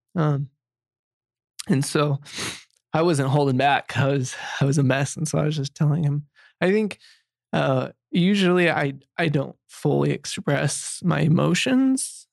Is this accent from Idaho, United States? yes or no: yes; Pocatello, Idaho, United States; I grew up in Idaho and, uh, and in Pocatello, Idaho